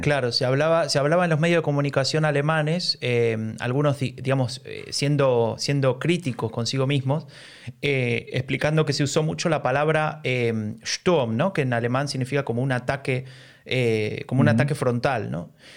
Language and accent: Spanish; Argentina; now in Germany; vengo de un país como Argentina